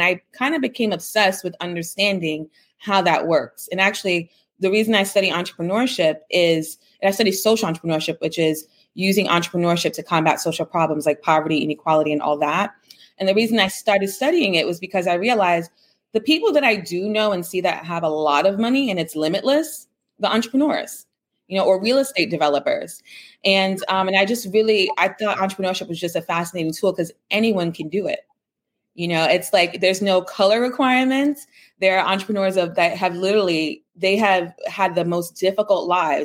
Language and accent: English; New York City, New York, United States; I grew up in the Bronx. My grandparents were Cuban refugees. My parents are Jamaican immigrants. So I'm the first in my family born in the United States